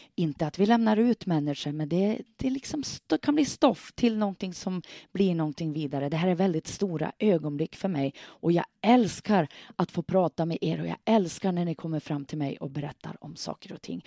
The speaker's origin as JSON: {"language": "Swedish", "town": "Hörnsjö", "region": "Västerbotten County", "country": "Sweden", "tie": "born or raised there", "said": "hemma i Hörnsjö, hemma i min hemby"}